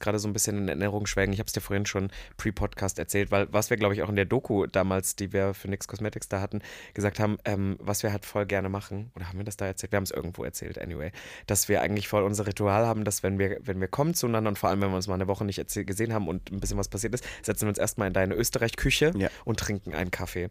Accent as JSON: {"language": "German", "country": "Germany", "said": "als Deutscher"}